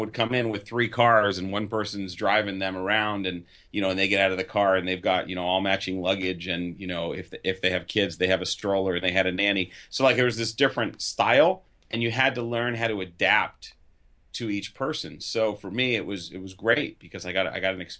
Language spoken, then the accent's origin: English; Phoenix, Arizona, United States; now in California, United States; my friends I grew up with in Phoenix, even though I live out here in California.